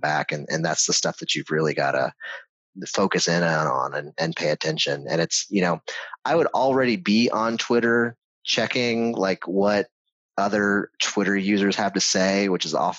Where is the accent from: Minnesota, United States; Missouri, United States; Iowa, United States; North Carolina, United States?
North Carolina, United States; I grew up in North Carolina